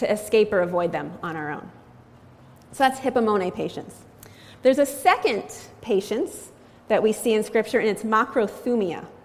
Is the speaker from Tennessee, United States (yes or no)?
no; Framingham, Massachusetts, United States; now in Worcester, United States; I'm a lifelong resident of Massachusetts. I grew up in Framingham